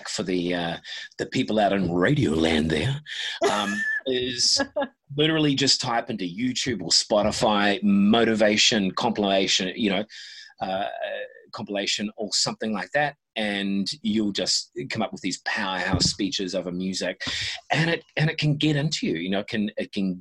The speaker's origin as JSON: {"language": "English", "country": "New Zealand", "tie": "born or raised there", "said": "I was born in New Zealand"}